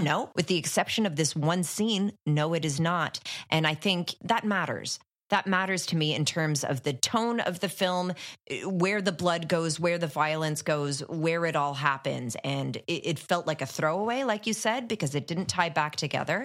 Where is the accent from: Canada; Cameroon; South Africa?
Canada; Ottawa, Ontario; I grew up in Ottawa, which is Canada's capital